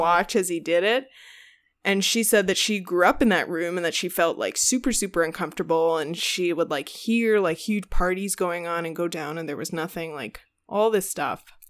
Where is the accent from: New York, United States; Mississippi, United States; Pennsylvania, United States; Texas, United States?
Texas, United States; Houston; growing up in Houston